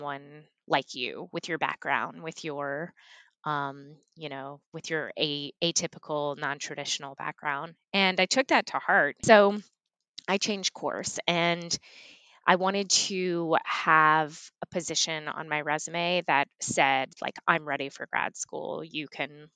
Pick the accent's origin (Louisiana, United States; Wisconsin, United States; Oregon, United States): Louisiana, United States; Baton Rouge; moved away as an adult; also born or lived in Las Vegas, Nevada / Durham, North Carolina; I was born and raised in Baton Rouge, Louisiana